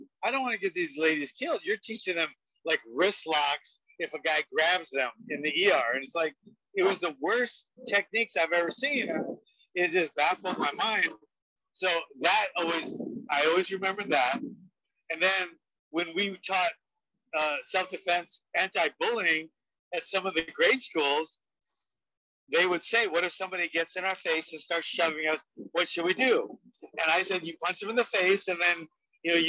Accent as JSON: {"language": "English", "town": "Honolulu", "region": "Hawaii", "country": "United States", "tie": "born or raised there", "said": "I grew up in the Kaju Kempo world in Honolulu, Hawaii"}